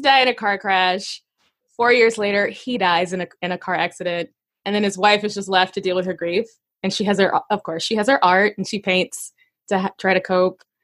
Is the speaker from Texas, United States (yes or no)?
no; Arkansas, United States; moved away; also born or lived in Chicago; I grew up in Arkansas, and I lived in Chicago for nineteen years